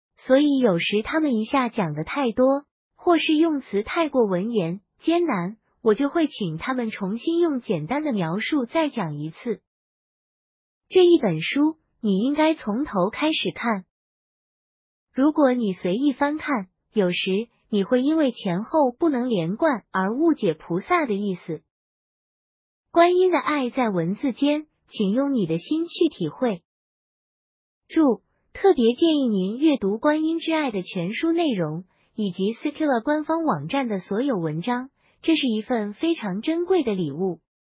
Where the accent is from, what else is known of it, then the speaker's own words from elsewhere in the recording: Taiwan; 因为我生在台湾的闽南家庭，我会去庙宇拜拜，家人会烧纸钱给祖先